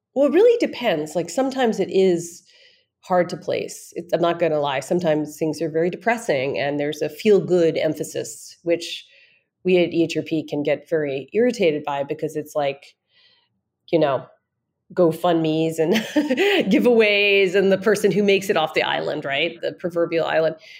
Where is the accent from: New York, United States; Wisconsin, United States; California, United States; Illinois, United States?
New York, United States; New York City; I grew up in New York in when I was growing up it was the East Village, but now it's like Greenwich Village. I grew up there.